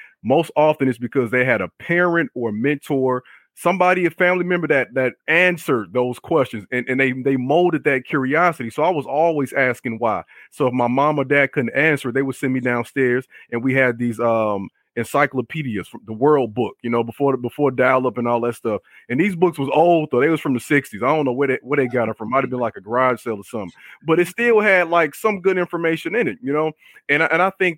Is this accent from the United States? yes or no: yes; Chicago, Illinois, United States; I grew up on the South Side, born in the late 80s and the 90s